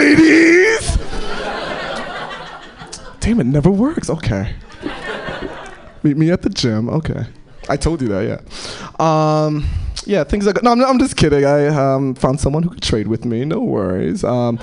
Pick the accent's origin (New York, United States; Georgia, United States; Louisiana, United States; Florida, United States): New York, United States; New York City; moved away; I'm originally from New York City. Most of my family's from the East Coast. I'm the first one to move to the West Coast.